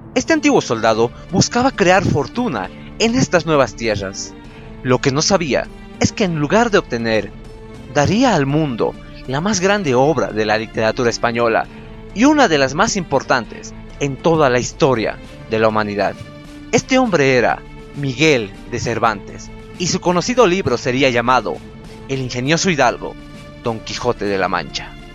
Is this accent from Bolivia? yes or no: yes; Potosí, Bolivia; no es que yo sea de La Paz, yo soy de Potosí.